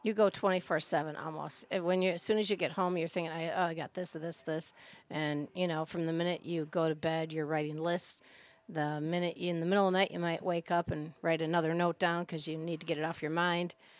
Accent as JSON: {"language": "English", "town": "Minneapolis", "region": "Minnesota", "country": "United States", "tie": "born or raised there", "also_born_or_lived": "North Shore of Chicago, Illinois", "moved": "yes", "lives_now": "Green Lake, United States", "said": "I grew up in, well, was raised, born in Minneapolis, Minnesota, then we transferred to the North Shore of Chicago"}